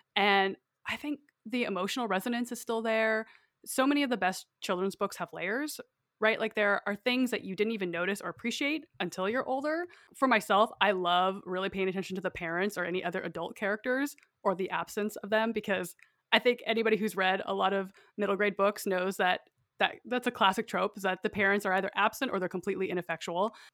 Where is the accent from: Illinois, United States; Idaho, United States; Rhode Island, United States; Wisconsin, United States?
Idaho, United States; I, like I said, grew up in a really rural area, it's quite isolated, and I went to school in my small town